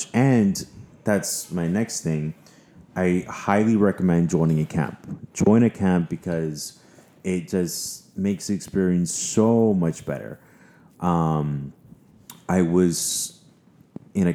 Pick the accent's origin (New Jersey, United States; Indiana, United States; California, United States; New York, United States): New York, United States; I'm such a New Yorker